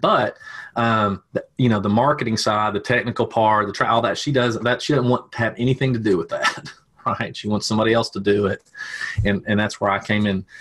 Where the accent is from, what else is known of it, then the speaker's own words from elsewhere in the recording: Tennessee, United States; I am from Tennessee